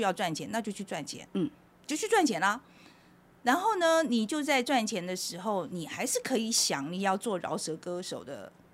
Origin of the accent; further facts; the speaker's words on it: Taiwan; moved away; also born or lived in New York, United States; 我跟我老公要，为什么要从美国搬到台湾来，搬回台湾来